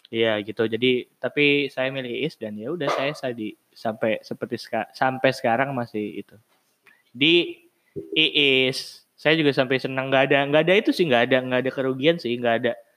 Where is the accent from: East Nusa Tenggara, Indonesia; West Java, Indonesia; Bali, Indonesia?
West Java, Indonesia; western Java; moved away as an adult; rumahku kan di Jawa bagian barat